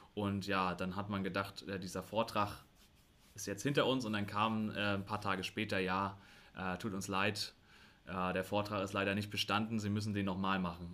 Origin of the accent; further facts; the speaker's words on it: Rostock, Mecklenburg-Vorpommern, Germany; also ich bin auch in Rostock geboren ähm, und habe auch den Größteil meines Lebens hier in Rostock gelebt